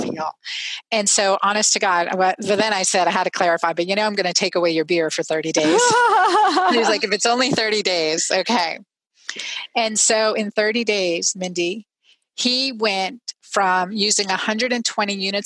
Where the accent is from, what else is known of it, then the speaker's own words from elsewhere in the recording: Pennsylvania, United States; now in Georgia, United States; I grew up in Pennsylvania